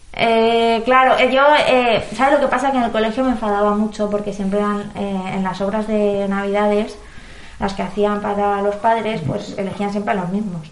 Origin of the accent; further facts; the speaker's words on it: Valencian Community, Spain; como valenciano